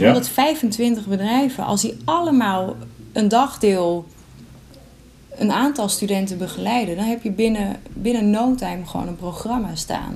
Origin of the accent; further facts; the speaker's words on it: Sneek, Friesland, Netherlands; Ik kom uit Sneek